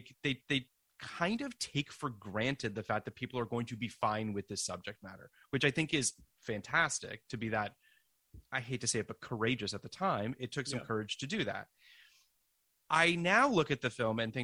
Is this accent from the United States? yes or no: no; Canada; I'm from Canada